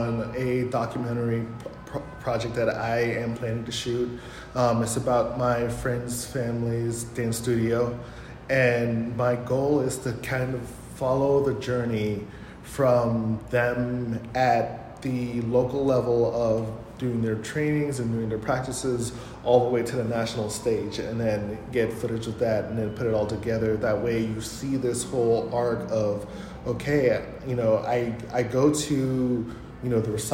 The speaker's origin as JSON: {"language": "English", "town": "Hyattsville", "region": "Maryland", "country": "United States", "tie": "born or raised there", "moved": "yes", "lives_now": "Tulsa, United States", "said": "I'm not from Tulsa originally. Grew up in Hyattsville, Maryland, and it's right outside DC."}